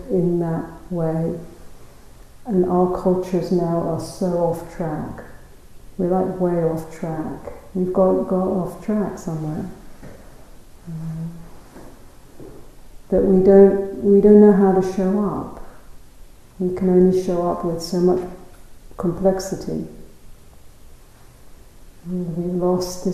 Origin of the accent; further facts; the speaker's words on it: London, United Kingdom; moved away as an adult; now in South Africa; I was brought up in London, in the south of England